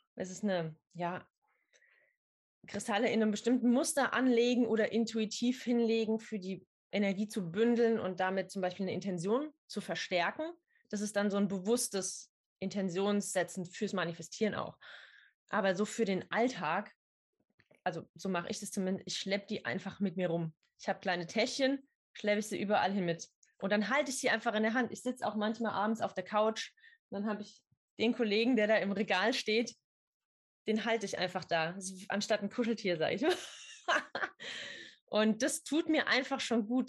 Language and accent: German; near Idar-Oberstein, Rhineland-Palatinate, Germany; ich komme aus der Nähe von Ida Oberstein